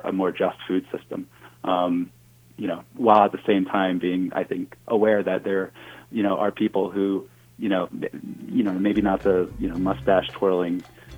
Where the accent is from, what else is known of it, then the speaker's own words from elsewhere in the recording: New Jersey, United States; I grew up, I grew up in New Jersey, which is not really thought of as a very agricultural state, but I grew up in a rural part of New Jersey